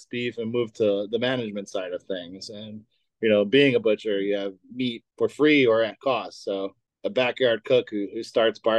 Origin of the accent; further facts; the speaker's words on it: Long Island, New York, United States; moved away as an adult; now in Chicago, United States; I'm from Long Island, New York. Ah, I didn't know that. Yeah, born and raised. I moved out here uh, in June of 2017.